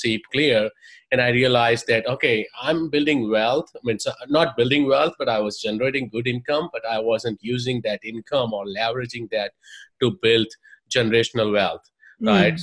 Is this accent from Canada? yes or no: no; India; moved away as an adult; I'm from India, software engineer by trade, did my engineering in India, moved here, did my master's in computer science